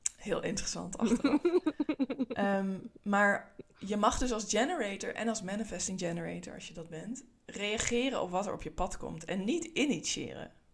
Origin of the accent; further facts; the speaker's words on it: Netherlands; Ik kom uit Nederland, zoals je kan horen